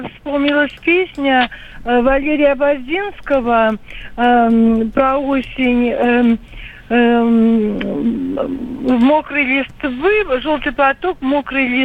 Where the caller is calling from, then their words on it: Saint Petersburg, Russia; я из Петербурга.